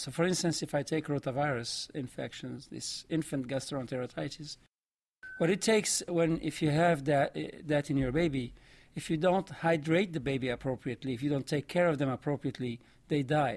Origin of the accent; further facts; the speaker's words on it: Morocco; accent: vaguely French; first language Arabic and French; English is a second language; moved away as an adult; also born or lived in Belgium; now in United States; I grew up in Morocco. uh, speaking, uh, Arabic and French. Those are my two mother tongues